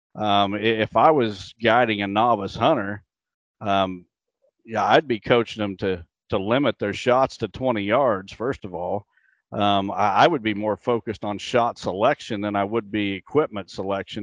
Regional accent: Illinois, United States; my home state of Illinois

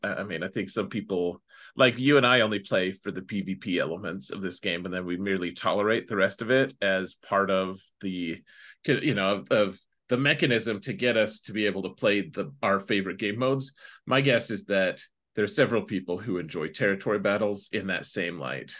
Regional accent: United States; me being an American

